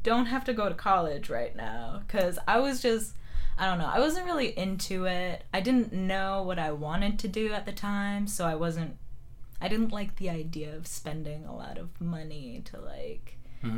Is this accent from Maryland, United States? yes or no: no; Wisconsin, United States; also born or lived in Phoenix, Arizona; I've lived most of my life in Wisconsin